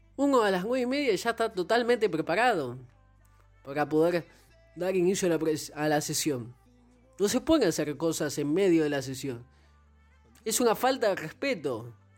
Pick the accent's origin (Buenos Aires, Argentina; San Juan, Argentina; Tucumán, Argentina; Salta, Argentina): Buenos Aires, Argentina; soy argentino, nací en Buenos Aires